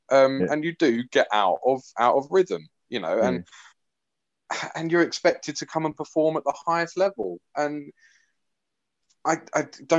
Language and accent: English; Wales, United Kingdom; As a Welshman